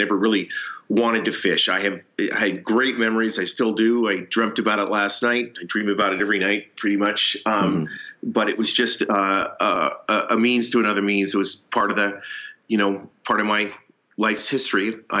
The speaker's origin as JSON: {"language": "English", "town": "Seattle", "region": "Washington", "country": "United States", "tie": "born there", "also_born_or_lived": "Tacoma / Chehalis", "said": "My dad was a banker. We moved around. I was born in Seattle, moved to Tacoma, moved to Chehalis, did some interesting things down there, caught chickens as an example."}